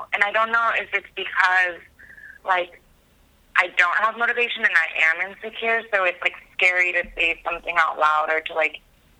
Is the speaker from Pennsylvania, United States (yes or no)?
no; Fremont, California, United States; moved away as an adult; now in Washington, D.C., United States; I'm originally from the Bay Area.